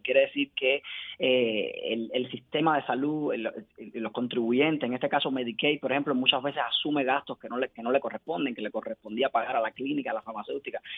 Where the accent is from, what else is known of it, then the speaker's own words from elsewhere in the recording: Cuba; moved away as an adult; now in Miami, United States; yo soy cubano, cuando yo emigré a Estados Unidos en 2016